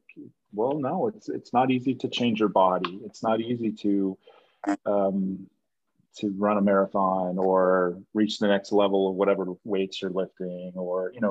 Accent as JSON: {"language": "English", "region": "New York", "country": "United States", "said": "I'm a New Yorker"}